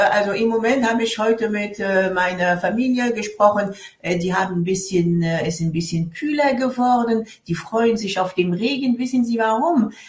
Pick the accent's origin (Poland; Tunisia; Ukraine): Tunisia; Tunis, Tunis Governorate; German is a second language; was es alles gibt in, in meiner Stadt Tunis, wo ich groß geworden bin.